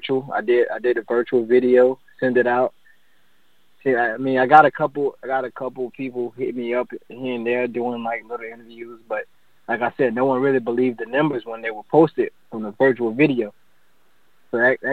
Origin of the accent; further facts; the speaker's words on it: Hastings, Florida, United States; also born or lived in Palm Coast, Florida; My hometown is actually Hastings, Florida, but I moved to Palm Coast, went to high school here